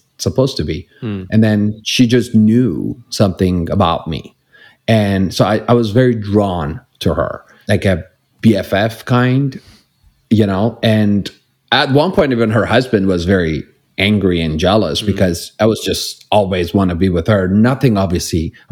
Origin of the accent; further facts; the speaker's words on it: Iran; English is a second language; moved away as an adult; now in Los Angeles, United States; I grew up in Iran